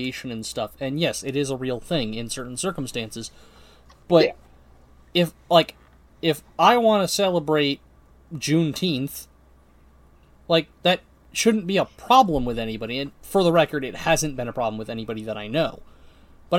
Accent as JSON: {"language": "English", "country": "United States", "said": "we're American"}